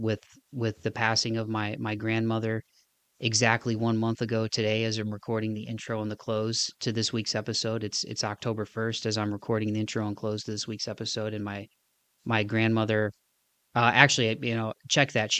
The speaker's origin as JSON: {"language": "English", "area": "Northwest Ohio, Southeast Michigan", "region": "Midwest", "country": "United States", "tie": "born or raised there", "moved": "as an adult", "lives_now": "Nashville, United States", "said": "I had spent my entire life in Northwest Ohio, Southeast Michigan."}